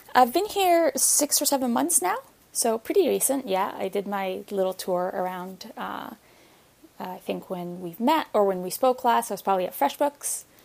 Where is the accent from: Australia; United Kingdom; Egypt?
Egypt; moved away as an adult; also born or lived in Ontario, Canada; now in Canada; I didn't grow up here. I grew up in Egypt